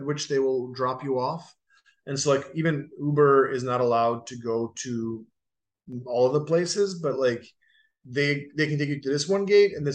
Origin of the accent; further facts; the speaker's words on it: Dubrovnik, Dubrovnik-Neretva County, Croatia; moved away; They film King's Landing in my hometown